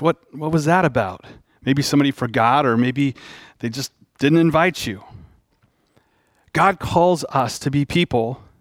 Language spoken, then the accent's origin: English; Dallas, Texas, United States; I grew up in Dallas